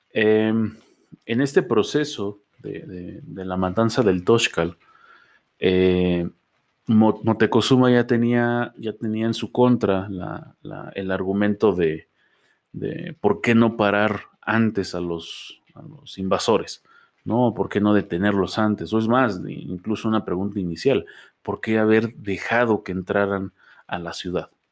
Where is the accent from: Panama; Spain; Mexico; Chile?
Mexico; nosotros como mexicanos